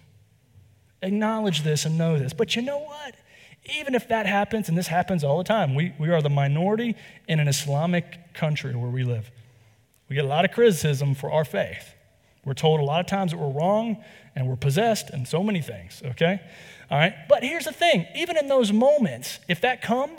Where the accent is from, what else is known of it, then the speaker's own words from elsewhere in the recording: North Carolina, United States; I'm from the South. I'm from here in North Carolina as well